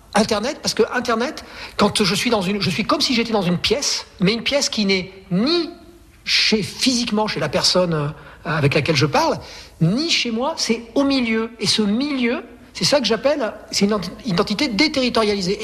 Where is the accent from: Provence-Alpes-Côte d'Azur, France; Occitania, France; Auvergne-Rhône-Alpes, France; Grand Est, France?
Auvergne-Rhône-Alpes, France; Aubenas; moved away; also born or lived in Marseille / Provence; en Ardèche, mon pays natal